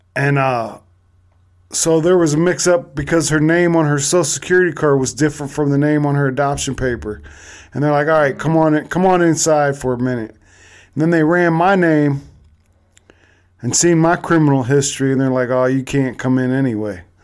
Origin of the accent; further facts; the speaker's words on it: Cleveland, Ohio, United States; I'm actually from Cleveland